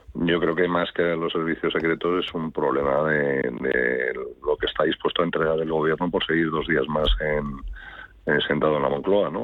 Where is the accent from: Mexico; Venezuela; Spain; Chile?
Spain; Yo como ciudadano español